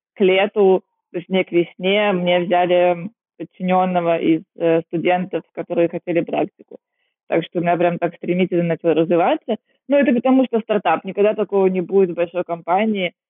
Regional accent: Kaliningrad, Kaliningrad Oblast, Russia; moved away as an adult; also born or lived in Vietnam / China; now in Singapore; Я из Калининграда

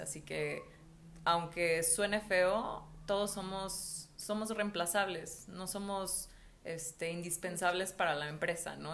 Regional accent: Mexico; also born or lived in Mexico City; yo estaba en la Ciudad de México, me regresé a mi pueblo y era como, yo cuando tenía, cuando tenía 16 años, yo estaba desesperada por salirme de mi pueblo.

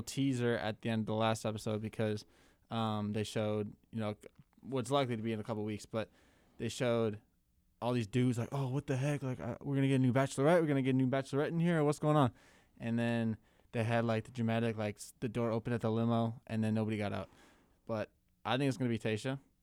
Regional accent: Minnesota, United States; my home state of Minnesota

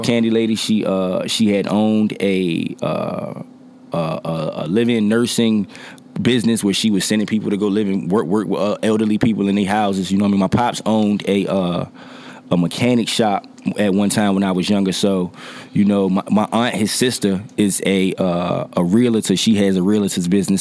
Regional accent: Norfolk, Virginia, United States; I am from Norfolk, Virginia. Uh, neighborhood wise, I'm from Poplar Halls.

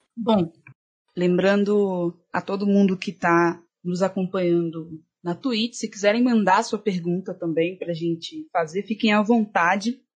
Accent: Belo Horizonte, Minas Gerais, Brazil; Eu sou de, de Belo Horizonte

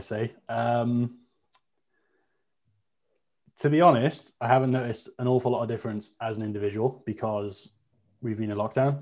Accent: Wales, United Kingdom; up until the age of 16 here, we're taught Welsh. It's an important part of our culture.

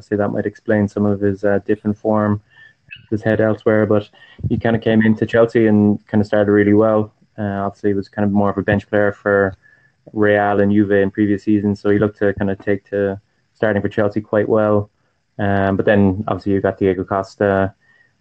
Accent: Ireland; from Ireland, huge soccer fan

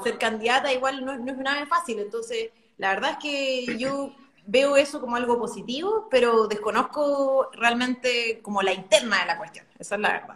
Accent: Concepción Province, Biobío, Chile; Yo nací y crecí en, este, en esta región, en este distrito, en esta provincia en realidad, porque es la provincia de Concepción

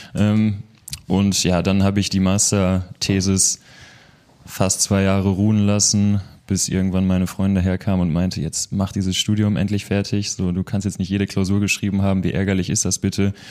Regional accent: Münster, North Rhine-Westphalia, Germany; hier in Münster, im schönen Nienberge. Ich bin ein Dorfjunge

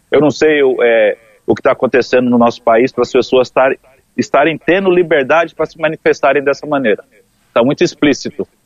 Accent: São Paulo, Brazil; now in Rio de Janeiro, Brazil; eu sou do interior de São Paulo e se usa bastante, mano.

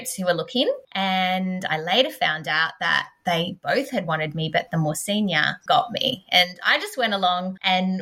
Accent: Canberra, Australian Capital Territory, Australia; I'm from Canberra

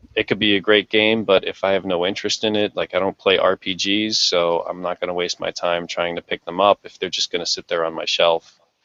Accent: Jersey City, New Jersey, United States; moved away as an adult; now in Japan; my hometown of Jersey City

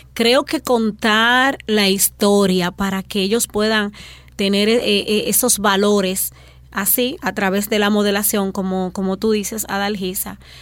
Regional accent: Dominican Republic; nuestra identidad como dominicanos

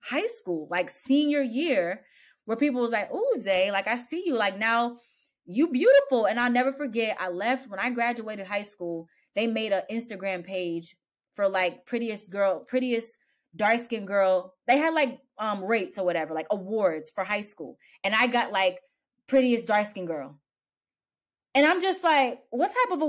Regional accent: Pennsylvania, United States; also born or lived in New York; I moved from New York to Pennsylvania. And at the time, it was like 2004

